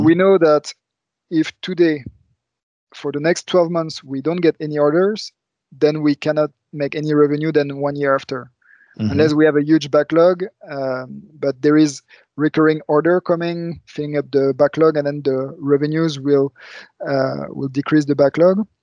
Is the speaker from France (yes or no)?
yes; France; moved away as an adult; also born or lived in Luxembourg; now in Germany; I was raised in France